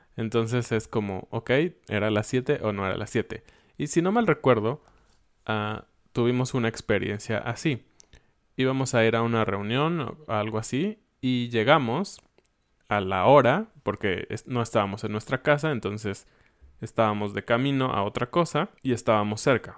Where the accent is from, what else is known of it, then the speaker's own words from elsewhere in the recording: Mexico; como todos éramos o somos mexicanos